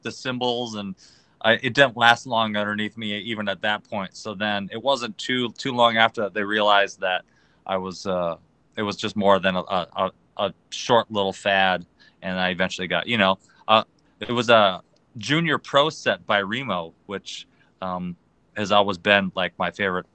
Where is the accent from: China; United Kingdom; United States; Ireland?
United States; Green Bay, Wisconsin; moved away as an adult; now in Los Angeles, United States; I was born and raised in Green Bay, Wisconsin